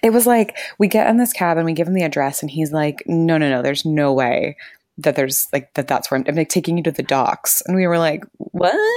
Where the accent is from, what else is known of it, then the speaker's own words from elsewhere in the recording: Florida, United States; now in New Zealand; we grew up in Florida, and so very warm year-round